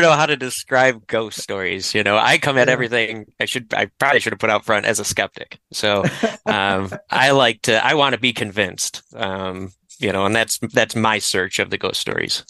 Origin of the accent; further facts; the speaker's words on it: Detroit, Michigan, United States; as a native Detroiter